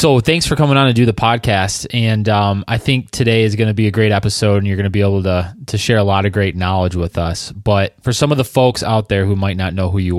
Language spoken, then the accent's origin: English; Southeast Michigan, United States; also born or lived in Traverse City, Michigan; I grew up around Southeast Michigan, kind of like just about 20 minutes away from Erie. And then I spent the last 5 years up in Traverse City, which is Northwest Michigan.